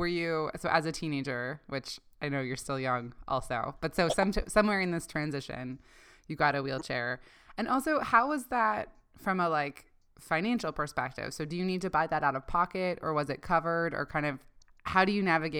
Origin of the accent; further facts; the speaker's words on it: Canada; now in United States; I grew up in Canada and now I live in the States